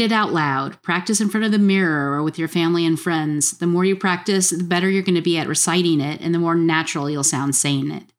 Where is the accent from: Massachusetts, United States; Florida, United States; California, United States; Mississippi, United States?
Florida, United States; South; moved away as an adult; also born or lived in Atlanta / Kentucky; I actually grew up in South Florida